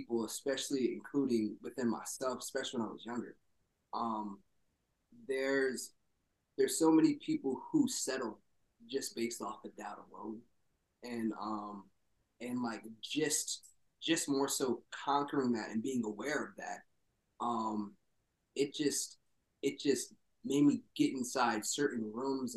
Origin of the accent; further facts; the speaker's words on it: New Jersey, United States; also born or lived in Philadelphia; we're from South